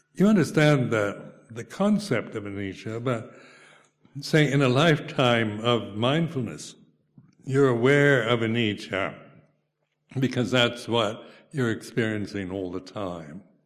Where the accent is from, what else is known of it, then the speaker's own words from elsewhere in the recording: United States; moved away as an adult; now in United Kingdom; being an American, you know, I was brought up in the McCarthy area, era